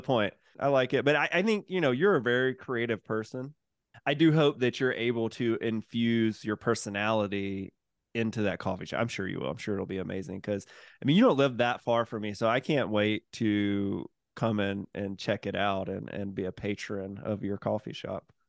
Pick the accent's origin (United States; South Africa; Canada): United States; Mississippi; moved away; I'm from Mississippi originally